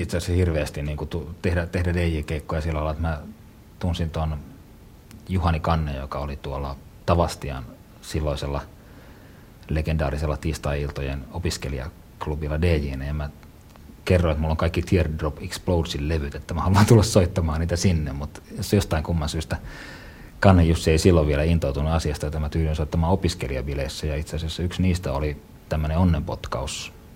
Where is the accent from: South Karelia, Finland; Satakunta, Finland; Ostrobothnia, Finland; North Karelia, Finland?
North Karelia, Finland; Joensuu; moved away; Joensuussa, missä synnyin ja kasvoin ensimmäiset vuodet.